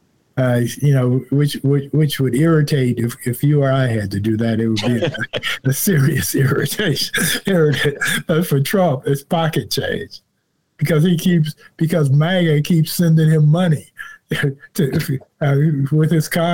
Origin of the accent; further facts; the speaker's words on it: Chicago, Illinois, United States; I'm not from here. I'm from Chicago.